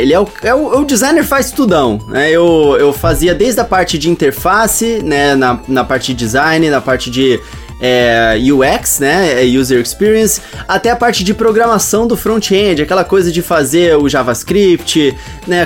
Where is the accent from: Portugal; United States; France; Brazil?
Brazil; Campo Grande, Mato Grosso do Sul; eu sou de Campo Grande, Mato Grosso do Sul